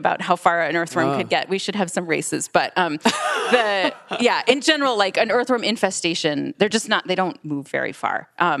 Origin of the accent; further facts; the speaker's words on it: Michigan, United States; I'm from Michigan